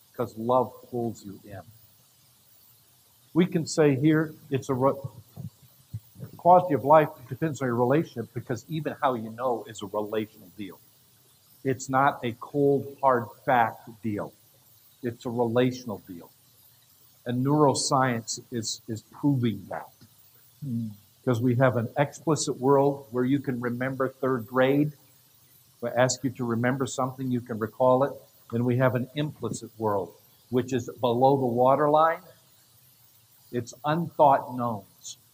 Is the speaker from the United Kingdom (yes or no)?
no; Canada; I grew up in Canada in the bush.